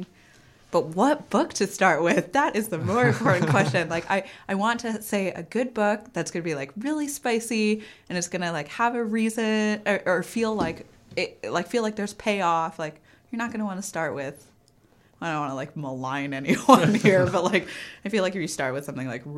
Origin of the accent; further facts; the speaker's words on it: California, United States; moved away; I grew up in California, so I was in Loma Prieta in 1989